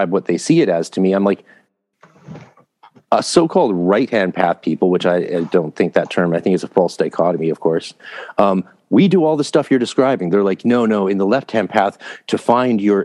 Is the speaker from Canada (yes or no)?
yes; Canada; also born or lived in California; So, I'm Canadian.